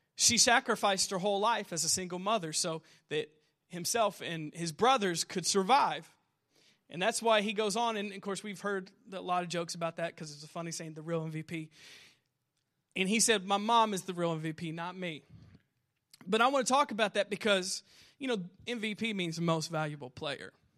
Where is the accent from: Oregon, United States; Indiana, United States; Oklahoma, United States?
Indiana, United States; Southern; I'm a loser from Southern Indiana